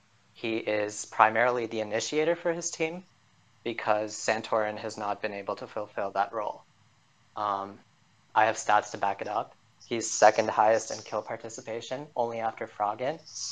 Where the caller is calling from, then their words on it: Pittsburgh, Pennsylvania, United States; I'm calling from Pittsburgh, Pennsylvania.